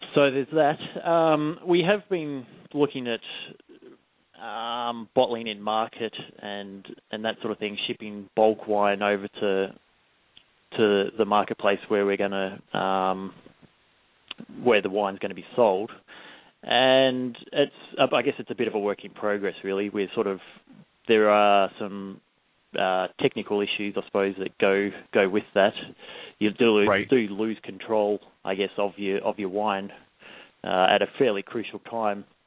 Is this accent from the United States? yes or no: no; Melbourne, Victoria, Australia; moved away as an adult; also born or lived in Adelaide, Australia; now in New Zealand; I grew up in Australia, in just out of the Yarra Valley, in Melbourne